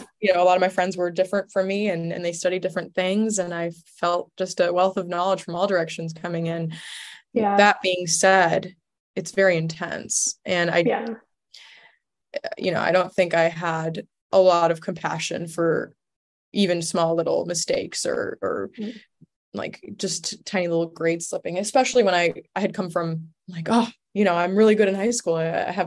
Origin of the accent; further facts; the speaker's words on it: Chicago, Illinois, United States; also born or lived in Istanbul; Well, I was born in Chicago and I went to college in Chicago and I grew up between Chicago and Istanbul.